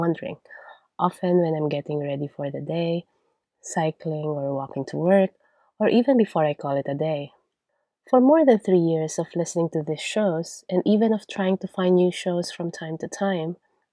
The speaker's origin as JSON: {"language": "English", "country": "Philippines", "accent": "Filipino", "first_language": "Tagalog", "second_language": "English", "moved": "yes", "said": "my accent will never be unrecognizably Filipino"}